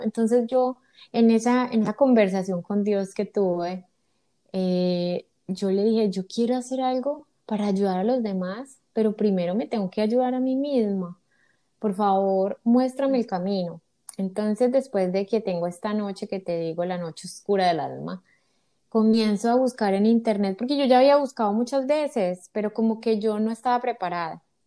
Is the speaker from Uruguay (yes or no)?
no; Colombia; moved away as an adult; now in United States; soy colombiana, Vivo en Estados Unidos hace seis años